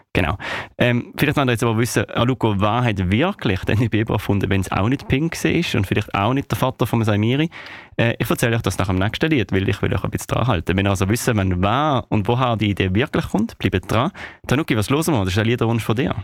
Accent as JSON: {"language": "German", "country": "Switzerland", "said": "bei uns in der Schweiz."}